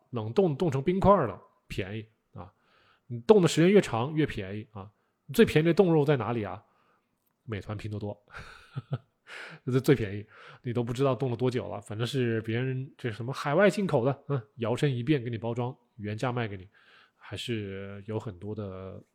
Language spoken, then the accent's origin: Chinese; China; 我们中国人是通过腌制啊、啊晒干呐这种是不得已而为之，